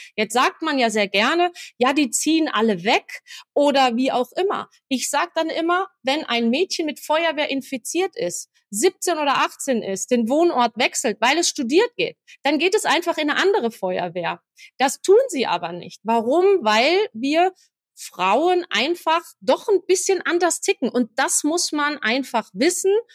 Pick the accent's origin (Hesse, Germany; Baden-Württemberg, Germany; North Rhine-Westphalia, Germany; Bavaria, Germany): Hesse, Germany; near Marburg, Central; moved away as an adult; now in Essen, Germany; ich komme ursprünglich eigentlich aus dem schönen Hessen, Mittelhessen, also bei Marburg